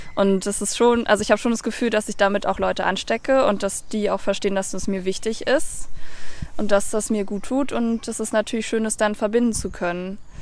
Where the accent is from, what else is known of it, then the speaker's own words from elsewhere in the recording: north of Berlin / Brandenburg, Germany; ich bin ja in Berlin geboren und bin aber im Norden Berlins oder eigentlich ist es schon Brandenburg, ähm, aufgewachsen